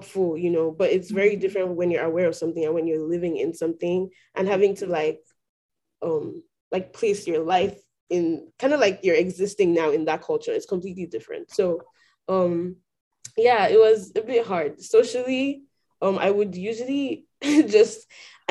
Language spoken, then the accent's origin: English; Nigeria; moved away as an adult; now in Houston, United States; I grew up in Nigeria